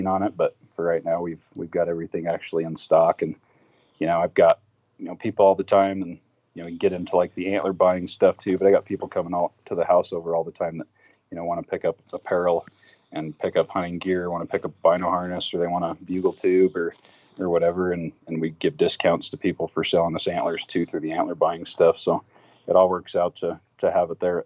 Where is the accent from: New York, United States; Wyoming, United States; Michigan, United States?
Wyoming, United States; born and raised in Wyoming. I'm currently in Casper, in central Wyoming